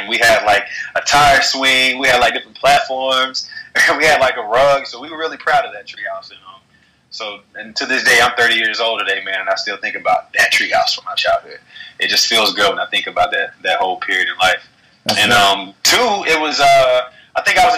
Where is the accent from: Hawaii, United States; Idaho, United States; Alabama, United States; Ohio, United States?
Alabama, United States; moved away; also born or lived in Atlanta, Georgia / New York City; growing up in the South in Alabama